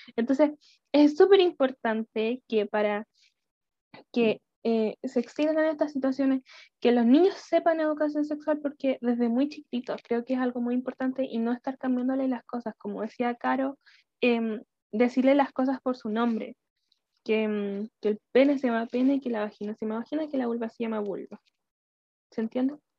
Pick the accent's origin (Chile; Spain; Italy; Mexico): Chile; soy de Chile